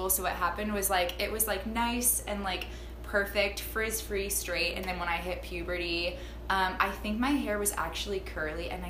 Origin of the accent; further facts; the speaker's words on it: Pacific Northwest, United States; I'm like from the Pacific Northwest and just like fall for all things crunchy.